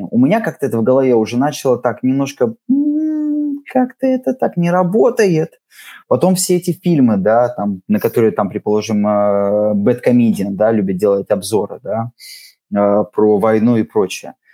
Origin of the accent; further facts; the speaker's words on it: Riga, Latvia; Но я абсолютно рос в этой среде. Во-первых, я из Балдырая, да, то есть давайте так, в Балдырае вы редко встретите людей, которые говорят по-латышски, даже те латыши, которые там есть, в основном говорили по-русски.